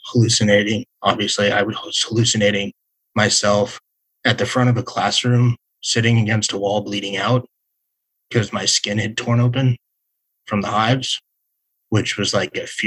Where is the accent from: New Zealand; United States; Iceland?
United States; Las Vegas, Nevada; growing up in Las Vegas